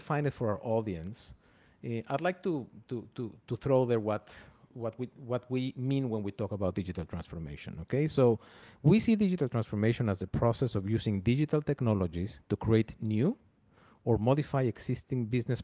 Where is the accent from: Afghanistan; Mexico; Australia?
Mexico; moved away as an adult; also born or lived in Argentina; now in United States; I was born in Argentina. They fled Argentina in the 70s because of the military government to Mexico. I was raised in Mexico and I feel fully Mexican.